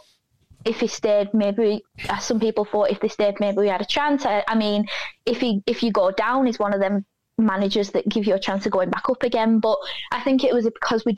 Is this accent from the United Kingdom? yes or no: yes; Burnley, North West England, United Kingdom; I was born in Burnley. I'm from a very Burnley family